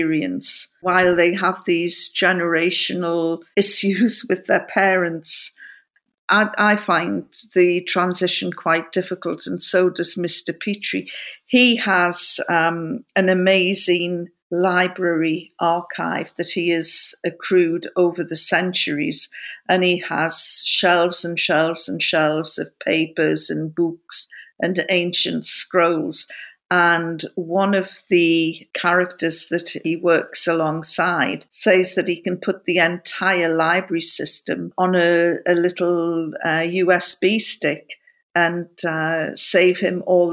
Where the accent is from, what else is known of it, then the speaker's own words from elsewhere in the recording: County Durham, North East England, United Kingdom; I come from County Durham